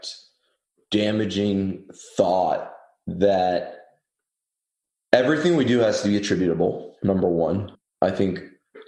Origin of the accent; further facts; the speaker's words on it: California, United States; moved away as an adult; now in Austin, United States; I'm from California originally.